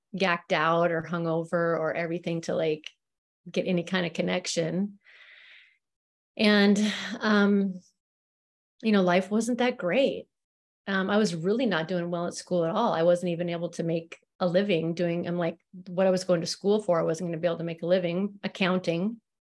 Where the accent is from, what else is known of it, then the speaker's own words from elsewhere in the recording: Spokane, Washington, United States; I was born in Spokane, Washington